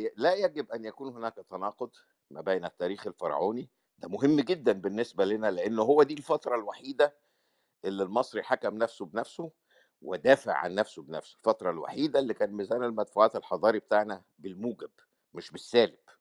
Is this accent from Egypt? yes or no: yes; Egypt; now in United States; انا كمصري